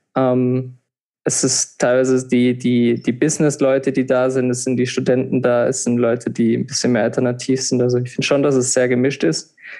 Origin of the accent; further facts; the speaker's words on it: Rhineland-Palatinate, Germany; moved away as an adult; now in Vienna, Austria; ich komme ursprünglich aus Deutschland, wie man hört, ähm, aus der Pfalz, so wie du auch. Und wir haben ja da auch zusammen Abitur gemacht.